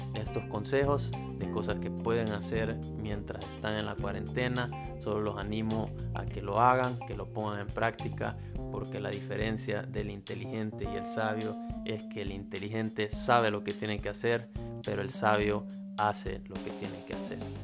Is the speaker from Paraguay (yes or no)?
no; El Salvador; soy del Salvador